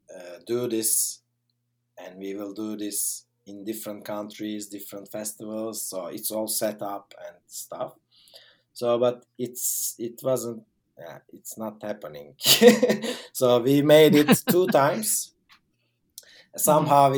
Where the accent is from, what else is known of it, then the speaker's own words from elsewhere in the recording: Turkey; I'm from Turkey.